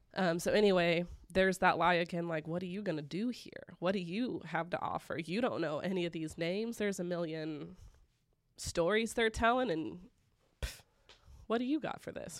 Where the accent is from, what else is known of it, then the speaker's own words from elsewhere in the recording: Broken Arrow, Oklahoma, United States; I was raised here in Broken Arrow